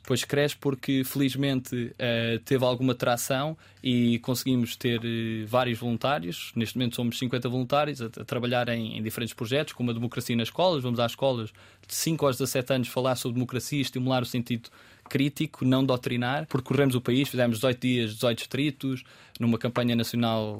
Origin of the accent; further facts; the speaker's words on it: Pinhal Novo, Setúbal, Portugal; moved away; also born or lived in Lajes, Terceira, Azores; quando cresci no Punhal Novo, antes de ir para os Açores